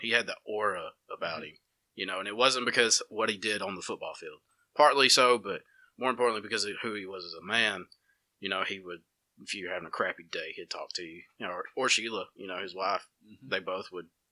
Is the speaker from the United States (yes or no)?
yes; Dora, Alabama, United States